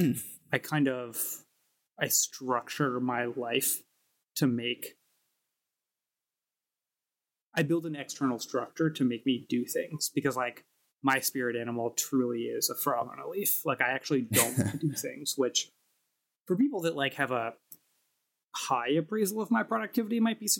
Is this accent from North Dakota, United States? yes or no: no; New York City, New York, United States; Brooklyn born and bred in Park Slope